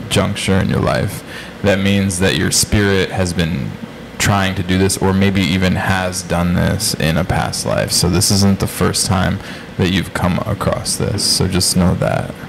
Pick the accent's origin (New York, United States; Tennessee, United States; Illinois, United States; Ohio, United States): New York, United States; New York City; moved away as an adult; now in New Jersey, United States; I'm from Brooklyn and I have a lot of attachment to the city, you know.